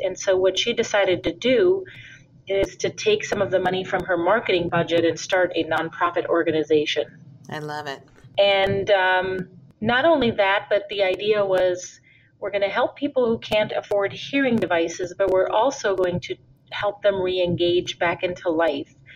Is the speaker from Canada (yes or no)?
no; India; moved away as an adult; also born or lived in Minnesota, United States; now in United States; And then I also grew up in India. My father's from India. I was born here in the United States in Minnesota, but when I was five, I went to live in India for 13 years